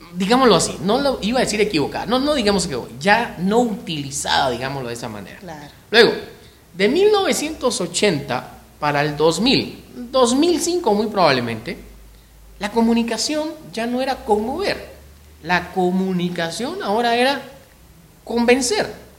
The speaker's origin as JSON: {"language": "Spanish", "country": "Guatemala", "said": "los chapines, los guatemaltecos, eh, todavía tenemos esa costumbre."}